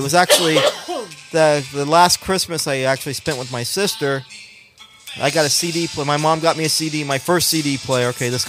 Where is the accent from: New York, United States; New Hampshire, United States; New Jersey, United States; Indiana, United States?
New Jersey, United States; I'm from Jersey, man.